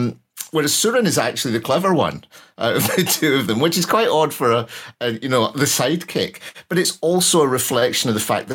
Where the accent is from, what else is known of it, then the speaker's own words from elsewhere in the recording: Glasgow, Scotland, United Kingdom; I'm from Glasgow